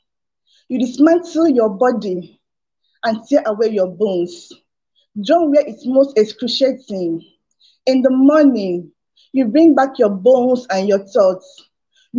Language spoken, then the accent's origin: English; Nigeria; I'm from Nigeria.